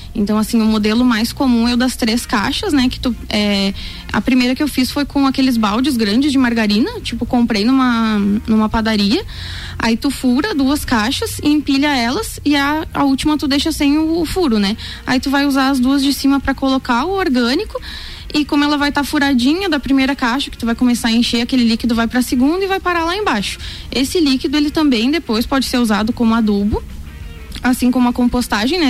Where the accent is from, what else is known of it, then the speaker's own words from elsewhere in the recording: Rio Grande do Sul, Brazil; moved away as an adult; now in Lages, Brazil; eu sou gaúcha e eu morava no interior, né? mas eu já tô aqui faz quatro anos